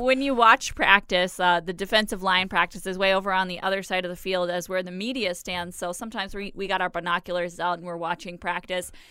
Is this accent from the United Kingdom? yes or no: no; Florida, United States; you and I are both from Florida